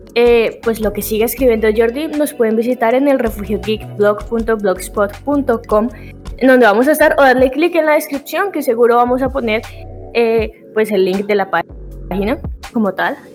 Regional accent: Colombia; soy colombiana, pero se me pega lo mexicano

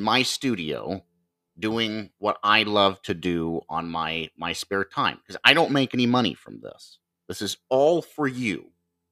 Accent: Marion, Ohio, United States; coming to you from Marion, Ohio, my hometown and state

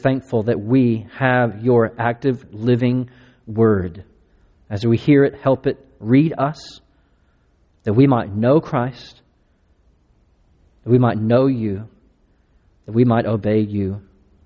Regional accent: Latexo, Texas, United States; moved away as an adult; also born or lived in Hong Kong, China; now in Austin, United States; I grew up in East Texas outside of Crockett, Texas. I grew up in a little town called Latexo

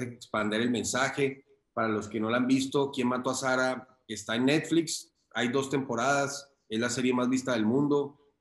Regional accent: Cali, Valle del Cauca, Colombia; moved away as an adult; also born or lived in Popayán / Bogotá; soy colombiano, nací en una ciudad muy pequeña que se llama Popayán y me crié en Cali

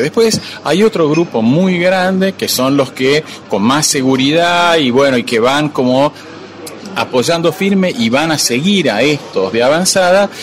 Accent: Argentina

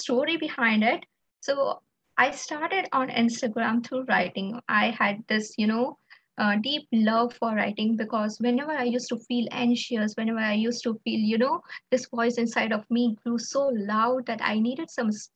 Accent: India; I'm from India

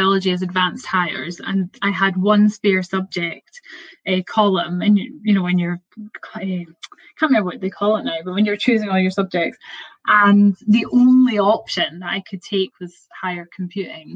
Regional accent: Perth, Scotland, United Kingdom; I'm from Perth, which is like quite a small, it's a city now, but it's a small place.

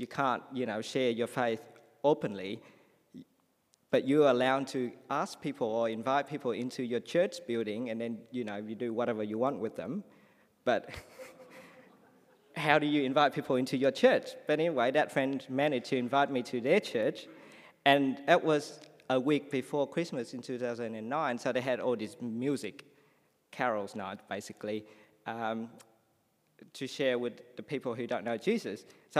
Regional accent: Australia; So while I came as an Australian person, I couldn't understand him.

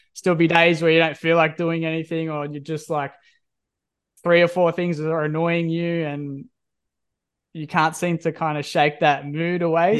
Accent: Country Victoria, Australia; now in Perth, Australia; I'm from Country Victoria

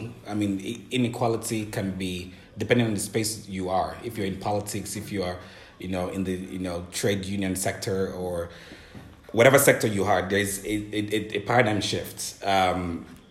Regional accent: Nigeria; I'm a Nigerian

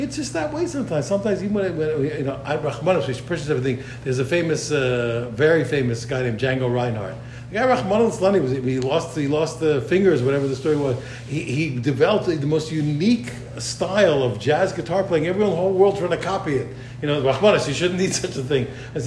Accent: United States; I'm an American

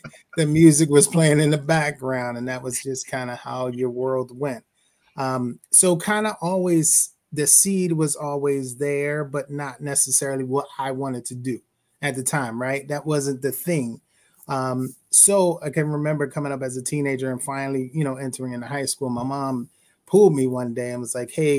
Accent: Philadelphia, Pennsylvania, United States; I'm from Philly, born and raised. West Oak Lane, came up there as a young person.

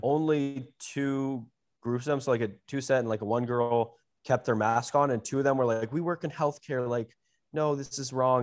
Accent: United States; as an American

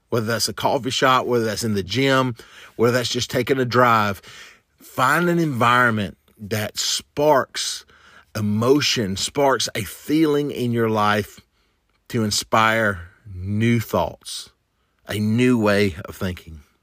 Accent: the South, United States; a kid growing up in the South

